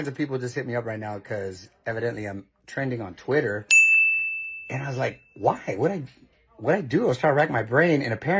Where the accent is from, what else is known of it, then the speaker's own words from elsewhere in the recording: Chula Vista, California, United States; I was born in Chula Vista, border town right there in Tijuana. My parents are from Culiacán, Sinaloa.